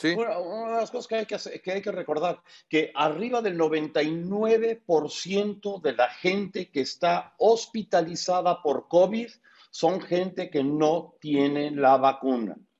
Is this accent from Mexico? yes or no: no; United States; porque nací en Estados Unidos.